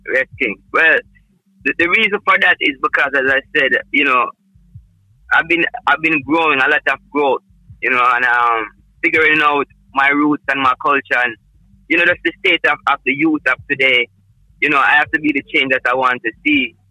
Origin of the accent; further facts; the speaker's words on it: Jamaica; I am Jamaican, proud to be, you know, I represent the culture.